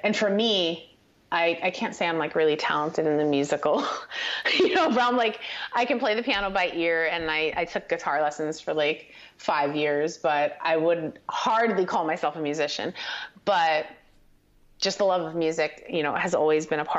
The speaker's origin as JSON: {"language": "English", "town": "Paterson", "region": "New Jersey", "country": "United States", "tie": "born or raised there", "also_born_or_lived": "Hawthorne, New Jersey", "said": "I grew up in northern New Jersey"}